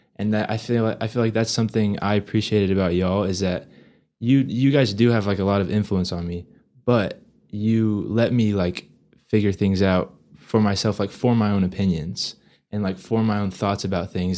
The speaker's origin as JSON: {"language": "English", "town": "Amarillo", "region": "Texas", "country": "United States", "tie": "born or raised there", "said": "growing up in Amarillo"}